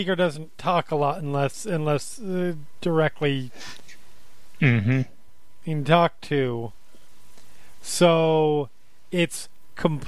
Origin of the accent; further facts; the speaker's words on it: United States; I'm American